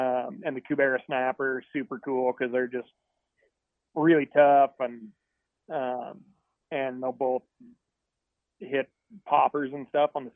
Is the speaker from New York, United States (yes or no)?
no; Missoula, Montana, United States; I grew up in Montana.